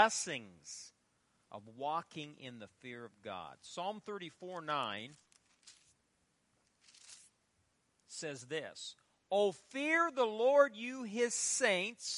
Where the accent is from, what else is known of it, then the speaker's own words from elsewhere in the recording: Fairbury, Nebraska, United States; my hometown of Fairbury